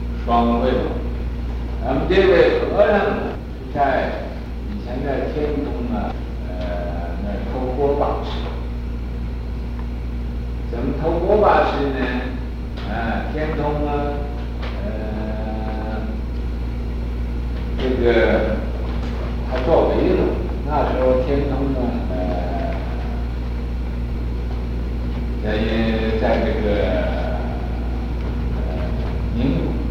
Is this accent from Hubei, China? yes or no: yes; Hubei, China; 锅巴就是饭焦，广东叫饭焦，我们湖北人叫锅巴，啊，湖北人叫这个年糕啊，不叫年糕，叫糍粑